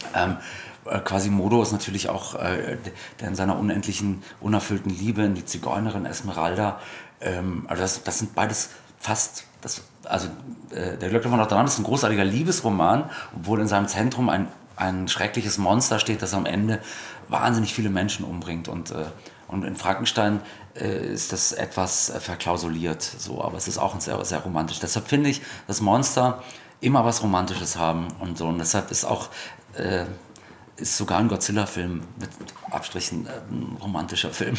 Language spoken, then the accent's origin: German; Germany; Als Deutscher